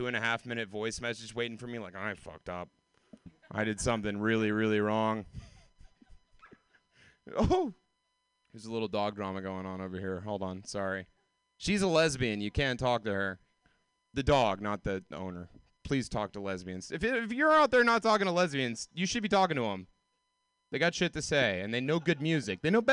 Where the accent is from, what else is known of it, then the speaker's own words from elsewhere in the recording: Georgia, United States; moved away; I grew up in the South. Like, I grew up in Georgia